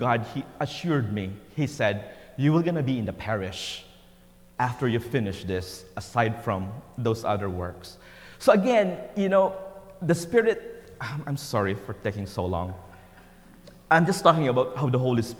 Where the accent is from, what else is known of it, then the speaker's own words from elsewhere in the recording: Philippines; first language Tagalog; English is a second language; moved away as an adult; born in a simple town way back in the Philippines. You know, English was not my first language.